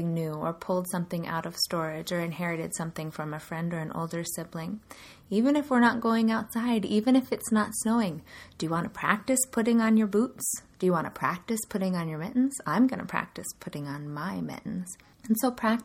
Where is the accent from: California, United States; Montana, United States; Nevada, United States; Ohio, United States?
California, United States; now in Sioux Falls, United States; where I grew up in California, there's not going to be snow